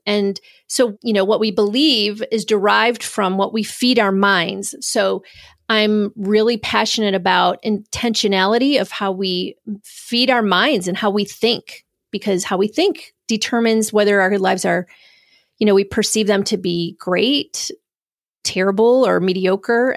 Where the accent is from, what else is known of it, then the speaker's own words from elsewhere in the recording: Spencerport, New York, United States; Originally, I'm from Rochester, New York. I grew up in a little town called Spenceport, so actually a little suburb of Rochester